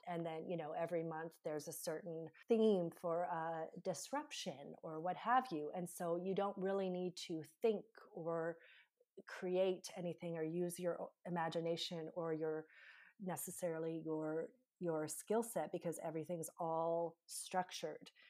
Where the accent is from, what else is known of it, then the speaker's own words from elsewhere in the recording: Canada; I'm from Canada